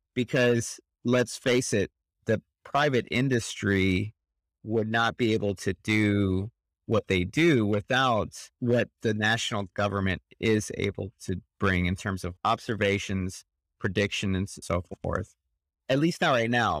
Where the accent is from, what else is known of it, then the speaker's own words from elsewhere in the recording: Midwest, United States; I grew up in the Midwest